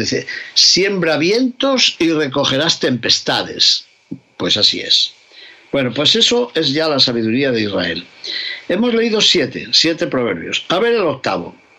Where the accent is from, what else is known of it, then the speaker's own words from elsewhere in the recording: León, Castile and León, Spain; mi tierra de León